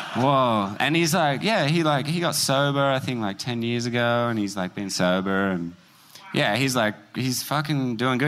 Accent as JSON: {"language": "English", "country": "Australia", "said": "we're from Australia"}